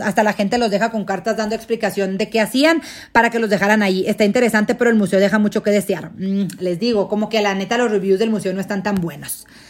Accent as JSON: {"language": "Spanish", "country": "Mexico", "said": "somos nosotros los mexicanos"}